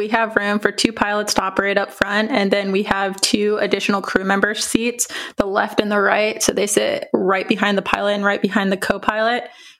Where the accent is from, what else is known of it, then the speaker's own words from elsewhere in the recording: Vacaville, California, United States; I am originally from Vacaville, California, grew up a military brat.